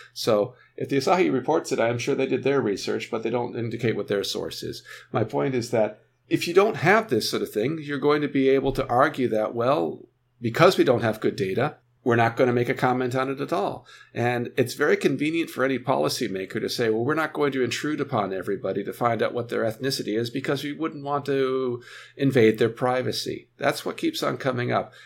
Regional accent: United States; now in Japan; I'm an American-born Japanese

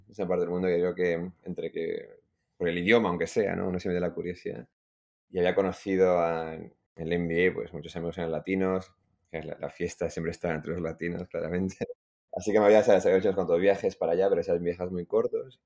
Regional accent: Madrid, Community of Madrid, Spain; moved away as an adult; also born or lived in Iran / London; Yo crecí en Madrid, que es lo que explica el, acento

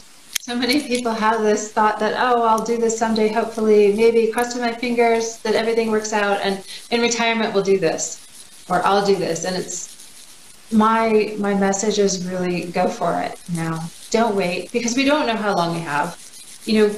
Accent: Michigan, United States; moved away; I grew up in Michigan

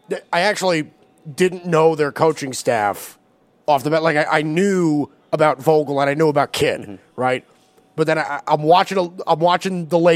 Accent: New York, United States; I'm from New York

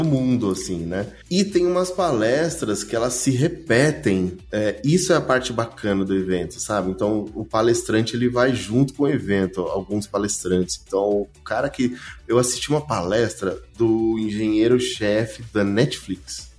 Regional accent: Brazil; Como bom brasileiro

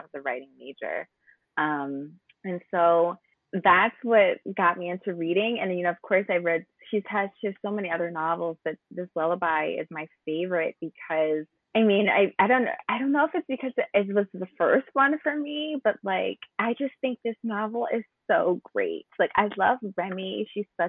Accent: New Jersey, United States; I'm from New Jersey

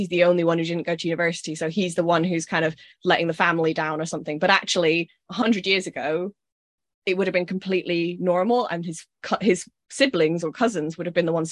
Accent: Scotland, United Kingdom; I'm Scottish

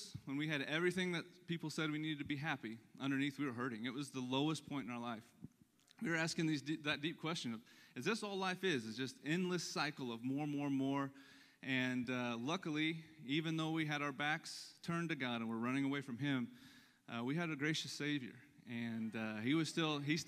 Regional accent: Lebanon, Missouri, United States; that's my hometown. So that's where I was born and raised

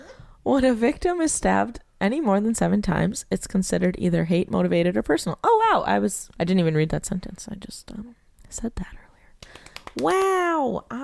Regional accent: Canada; I'm French Canadian.

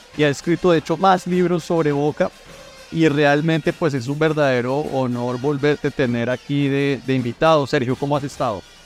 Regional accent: Colombia; yo como colombiano

